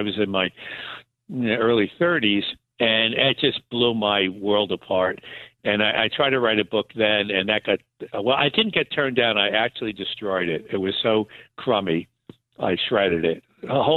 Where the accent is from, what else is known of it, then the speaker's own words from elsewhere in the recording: Newburgh, New York, United States; also born or lived in Briarcliff Manor, New York / Florida; I grew up in Newburgh, New York